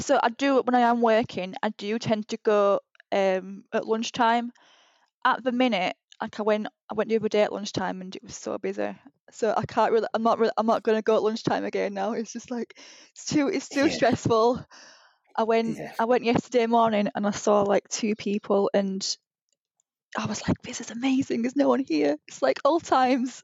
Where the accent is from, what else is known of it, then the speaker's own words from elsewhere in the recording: Huddersfield, Yorkshire and the Humber, United Kingdom; moved away as an adult; now in Leeds, United Kingdom; I'm from Huddersfield